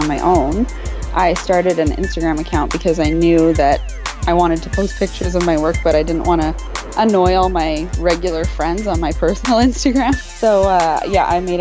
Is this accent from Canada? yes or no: yes; Canada; I'm Canadian